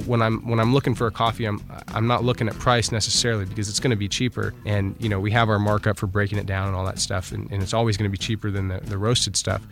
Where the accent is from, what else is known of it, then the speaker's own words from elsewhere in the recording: United States; I'm from the United States